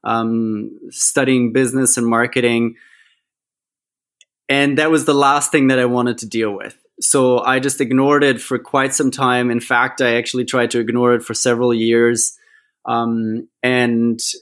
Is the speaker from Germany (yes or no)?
yes; Germany; now in Australia; I'm originally from Germany.